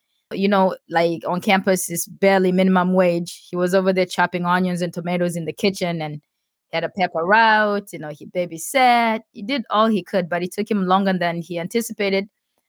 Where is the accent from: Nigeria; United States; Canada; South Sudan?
South Sudan; In my head, as a kid growing up in South Sudan and seeing all my, like, most of my childhood friends dying from, you know, like, easily treatable diseases like cholera and typhoid fever and stuff.